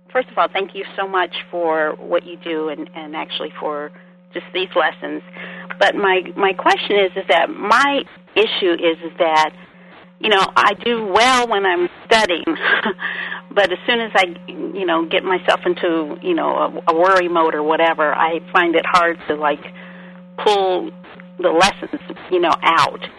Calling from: Georgia, United States; I'm from Georgia.

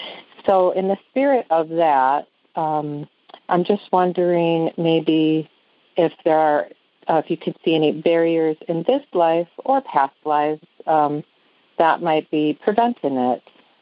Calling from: Viroqua, Wisconsin, United States; I'm calling from Viroqua, Wisconsin, a small town in Wisconsin.

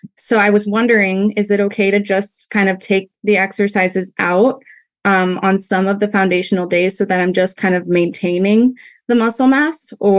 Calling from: California, United States; Hi. I'm from California. I'm not sure how we got that, but it's all good.

